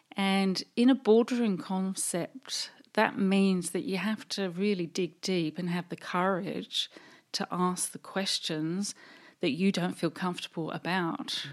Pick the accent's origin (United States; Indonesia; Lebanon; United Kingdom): United Kingdom; England; moved away as an adult; also born or lived in London; now in Australia; You can probably tell by my accent that I actually come from the U K, England, And we decided, uh, my husband and I to emigrate in nineteen eighty-seven